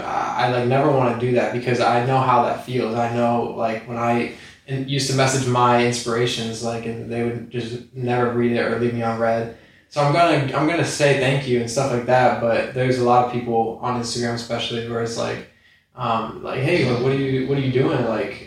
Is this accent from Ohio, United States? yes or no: yes; Ohio, United States; Yeah, Ohio.